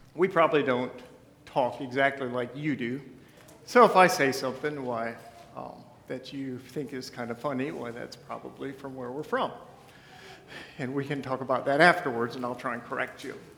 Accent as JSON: {"language": "English", "town": "Nappanee", "region": "Indiana", "country": "United States", "tie": "born or raised there", "moved": "yes", "said": "this is where me and my wife were both raised. Uh, we grew up in Napanee area"}